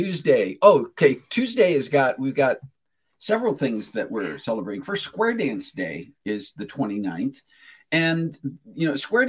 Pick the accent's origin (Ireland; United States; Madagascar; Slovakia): United States; New Mexico; born there; I was born on Epiphany in New Mexico, and that is New Mexico's birthday in a Catholic hospital.